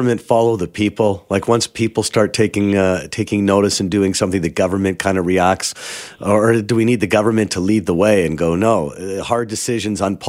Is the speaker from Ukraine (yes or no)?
no; Toronto, Ontario, Canada; moved away as an adult; now in Vancouver, Canada; I grew up in Toronto. I remember walking to school in the snow.